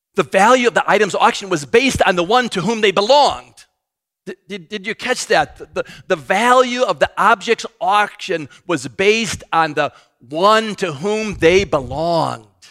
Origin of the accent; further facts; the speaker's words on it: United States; I'm an American.